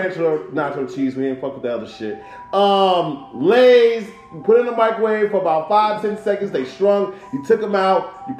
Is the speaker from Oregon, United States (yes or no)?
no; Chicago, Illinois, United States; I was born and raised in the West Side.